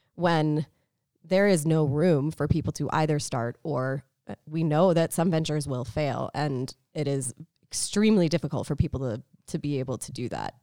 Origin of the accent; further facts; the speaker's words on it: Tucson, Arizona, United States; moved away; also born or lived in Boston; I grew up in Tucson, so small city